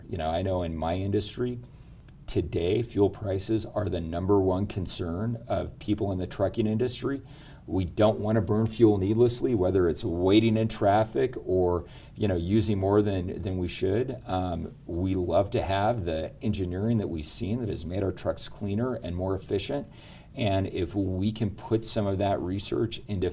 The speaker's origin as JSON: {"language": "English", "town": "Elko", "region": "Nevada", "country": "United States", "tie": "born or raised there", "said": "I'm a mining kid. My old man was a gold miner, born and raised in Elko"}